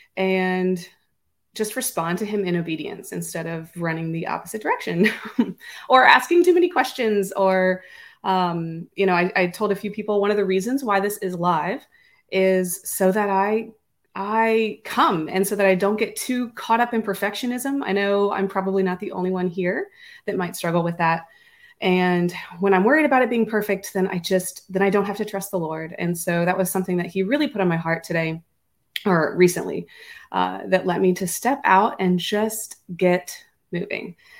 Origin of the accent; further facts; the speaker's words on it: Louisiana, United States; also born or lived in Florida / Ohio; I was born and raised in Louisiana, stayed here most of my life